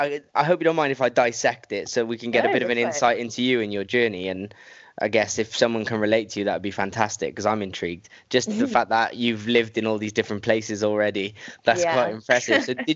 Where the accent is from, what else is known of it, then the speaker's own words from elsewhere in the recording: Wales, United Kingdom; moved away; I'm from Wales, and there wasn't much dance in Wales when I was growing up